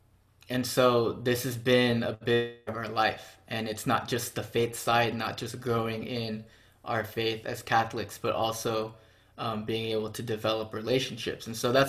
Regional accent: Houston, Texas, United States; I grew up in Houston

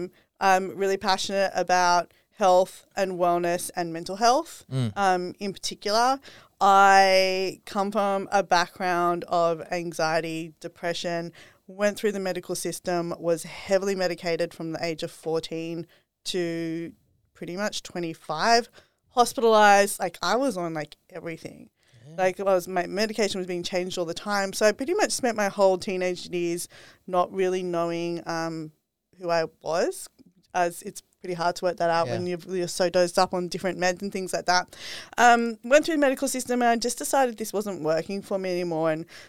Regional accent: Sydney, New South Wales, Australia; moved away as an adult; now in Gold Coast, Australia; I was brought up in Sydney and I was living full corporate life. This is also like part of my journey. And I decided to quit corporate last year. Now I'm living up here in the Gold Coast.

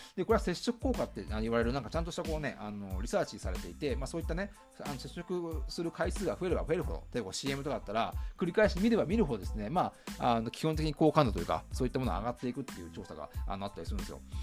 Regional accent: Shizuoka, Japan; 僕もまあ静岡県出身

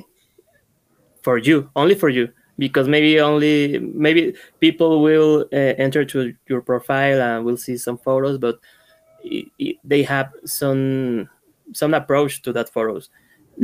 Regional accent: Veracruz, Mexico; I'm from Veracruz, Mexico.

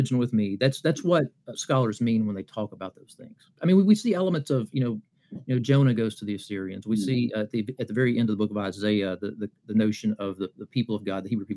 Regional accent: Appalachia, southeastern Kentucky, United States; moved away; also born or lived in Birmingham, Alabama; growing up in Appalachia in southeastern Kentucky, I have an accent

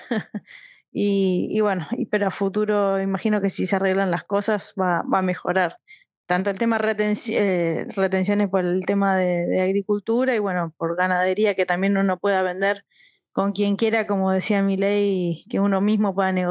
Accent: Buenos Aires, Argentina; born there; also born or lived in Córdoba / Misiones; Bueno, yo nací en Capital Federal

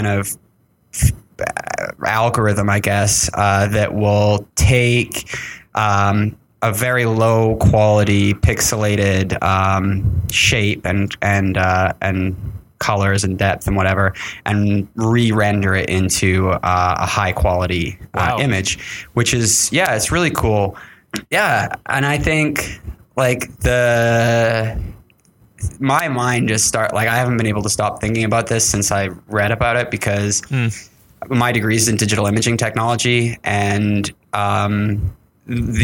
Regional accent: Canada; I'm Canadian

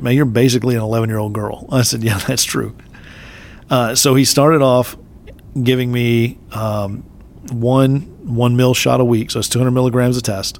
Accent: Texas, United States; I'm native Texan

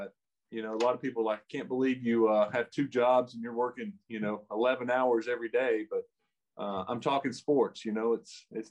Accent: Jacksonville, Texas, United States; I grew up in Jacksonville, Texas, and I played sports and everything

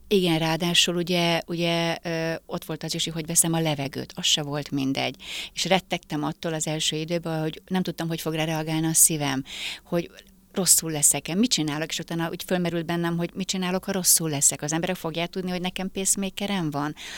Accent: Hungary; Egyedüli magyarként

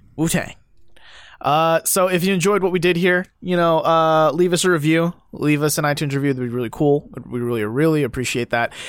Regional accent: near Pyeongchang, Gangwon, South Korea; moved away; so close to my hometown

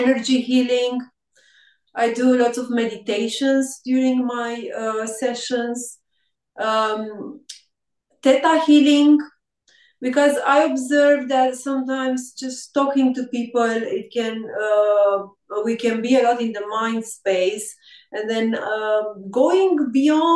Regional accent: Râmnicu Vâlcea, Vâlcea County, Romania; English is a second language; also born or lived in United Kingdom; I'm in Râmnicu Vâlcea is the name of my hometown

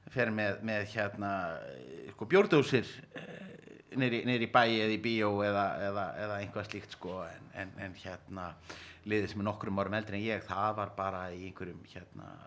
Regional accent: Reykjavik, Capital Region, Iceland; Þegar ég er reykvikingur úr Vesturbænum náðu nú samt sem aður að vera framari

